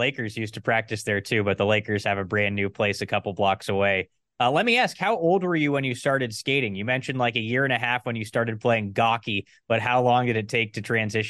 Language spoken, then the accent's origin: English; Southern California, United States; I'm a California guy myself, but I grew up in Southern California.